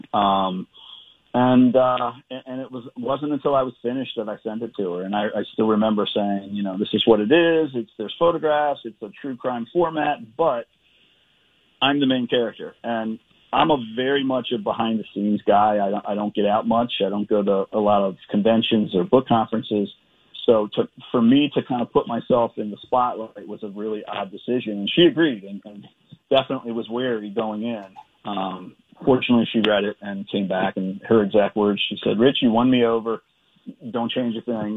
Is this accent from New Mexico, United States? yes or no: no; Edgewood, Maryland, United States; moved away; my hometown of Edgewood, Maryland